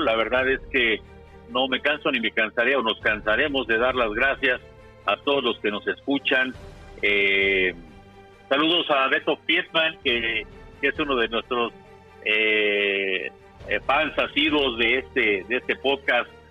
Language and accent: Spanish; Mexico; aquí en México